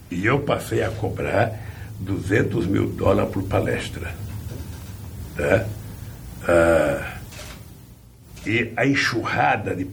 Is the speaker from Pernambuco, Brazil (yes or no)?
yes; Garanhuns, Pernambuco, Brazil; now in São Bernardo do Campo, Brazil; Mas se eu comparar, quando eu vim de Garanhuns, eu estou é. rico.